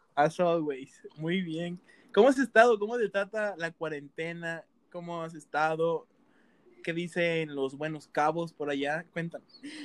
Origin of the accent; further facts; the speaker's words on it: Veracruz, Mexico; moved away; yo soy de Veracruz